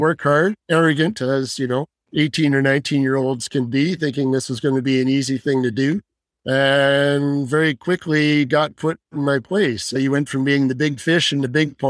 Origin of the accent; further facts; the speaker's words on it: London, Ontario, Canada; moved away as an adult; also born or lived in Kingston, Ontario / Fort McMurray, Alberta; now in Calgary, Canada; I was born in London, Ontario. Went to high school there